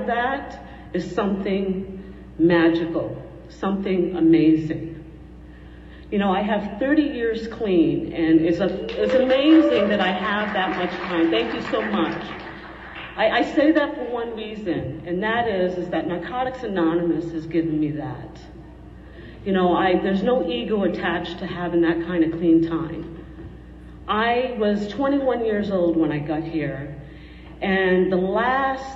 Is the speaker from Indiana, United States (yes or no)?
no; Rhode Island, United States; moved away; also born or lived in West End, Southern California; I'm from Rhode Island originally. And I was raised by a father